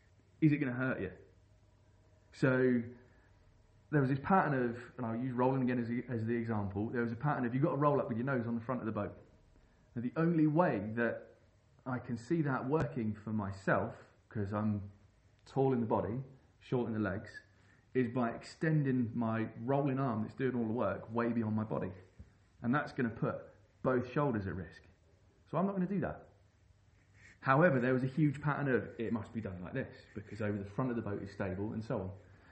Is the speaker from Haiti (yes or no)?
no; England, United Kingdom; Growing up on the Thames, it was hard not to be inspired by people like Sean Baker, like Andy Jackson from Kayako Jacko